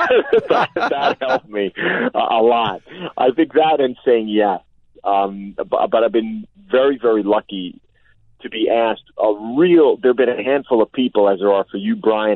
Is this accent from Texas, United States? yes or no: no; suburban New Jersey, United States; also born or lived in Brooklyn, New York; despite the fact that I was born in Brooklyn, how sheltered I think I was growing up in suburban New Jersey